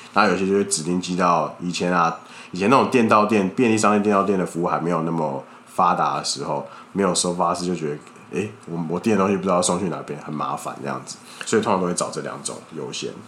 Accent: Kaohsiung, Taiwan; now in Taipei, Taiwan; 我之前在高雄长大

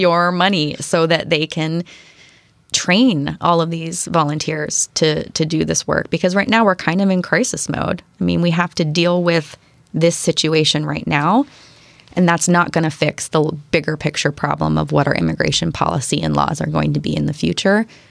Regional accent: Western Pennsylvania, United States; also born or lived in Seattle area; now in Bainbridge Island, United States; my hometown in Western Pennsylvania.

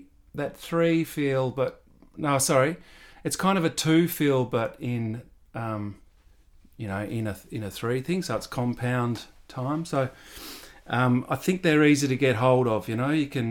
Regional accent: Canberra, Australian Capital Territory, Australia; So that little one was, we used to do that in Canberra. So I was up there for all my primary school from about five till.

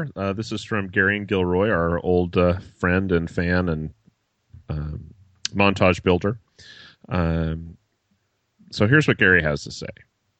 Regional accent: Croatia; English is a second language; I'm from Croatia, Europe, but in the 1980s, we were still part of Yugoslavia, the country that gave you the Yugo.

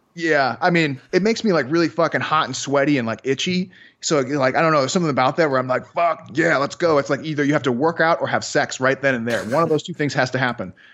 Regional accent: Chicago, Illinois, United States; I'm from Chicago

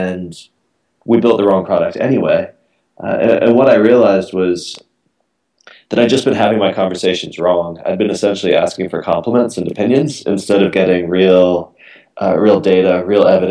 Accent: Miami, Florida, United States; moved away as an adult; also born or lived in San Francisco; now in United Kingdom; I grew up in Miami

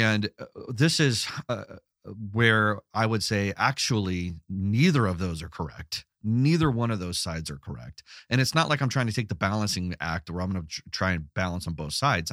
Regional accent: Los Angeles, California, United States; I grew up in Los Angeles

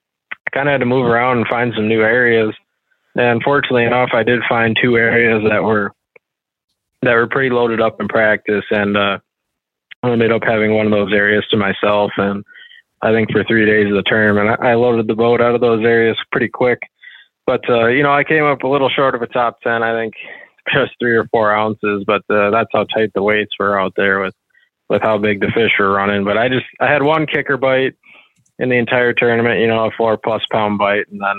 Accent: Wisconsin River, United States; I grew up on the Wisconsin River, fishing current for smallmouth and largemouth

